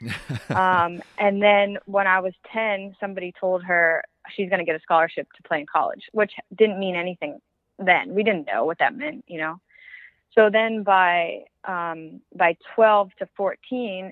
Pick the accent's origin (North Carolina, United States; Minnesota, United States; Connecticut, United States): Connecticut, United States; North Haven; I'm from North Haven, Connecticut, and I spent all of my youth playing in the Connecticut